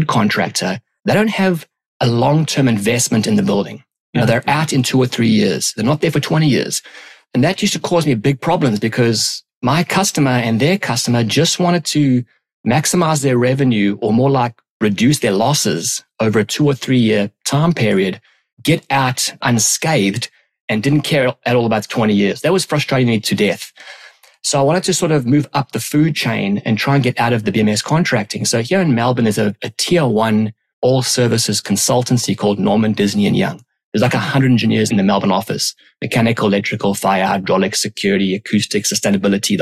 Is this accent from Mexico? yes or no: no; South Africa; moved away as an adult; also born or lived in London, United Kingdom; born and raised in South Africa